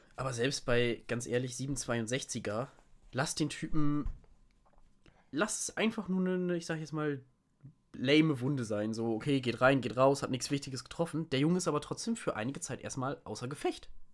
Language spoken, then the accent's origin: German; Lower Saxony, Germany; ich bin halt kein Sachse, ich bin Niedersachse